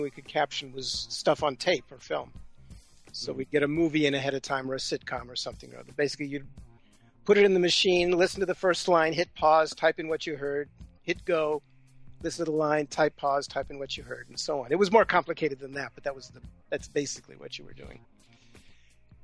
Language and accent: English; Los Angeles, California, United States; moved away; I grew up in Los Angeles, so my family's there and friends are there